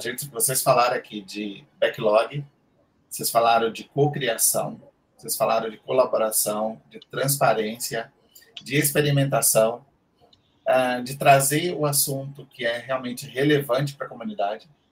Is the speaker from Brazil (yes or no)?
yes; Salvador, Bahia, Brazil; moved away as an adult; now in São Paulo, Brazil; eu atualmente moro em São Paulo, tenho acho que 12, 13 anos já morando aqui, e eu era de Salvador, da, da, lá do Nordeste